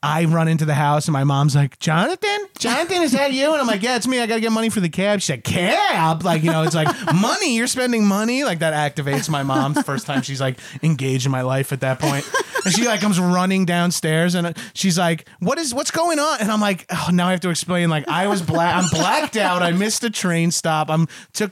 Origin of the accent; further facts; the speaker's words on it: Freeport, New York, United States; also born or lived in Bellmore, New York; I moved from Freeport to Belmore